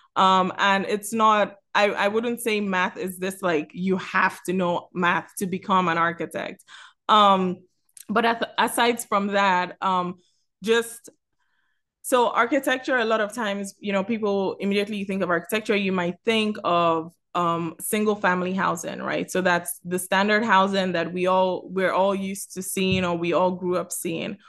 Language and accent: English; Lagos, Nigeria; also born or lived in Miami; now in Atlanta, United States; I'm originally from Lagos, Nigeria